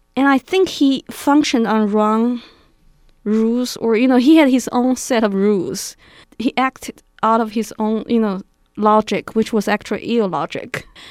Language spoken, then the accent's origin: English; Beijing, China; moved away; I grew up in Beijing.